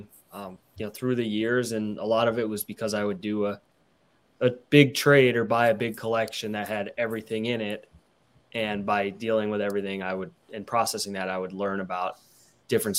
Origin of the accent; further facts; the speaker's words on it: Midwest, United States; I'm from the Midwest.